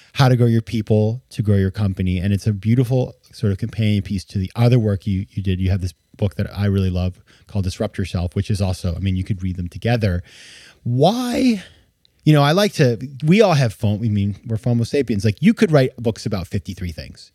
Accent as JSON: {"language": "English", "region": "Southern Maine", "country": "United States", "tie": "born or raised there", "said": "In Maine, in my, in my hometown"}